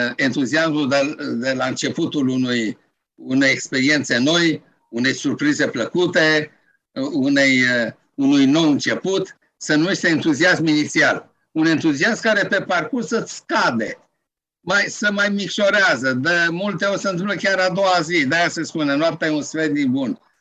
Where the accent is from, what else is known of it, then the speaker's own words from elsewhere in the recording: Romania; also born or lived in Alexandria; spun din România.